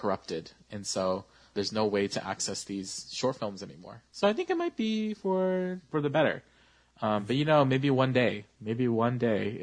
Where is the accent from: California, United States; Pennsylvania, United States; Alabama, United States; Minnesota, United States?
California, United States; Sacramento; I was a youth leader in my church that I grew up in Sacramento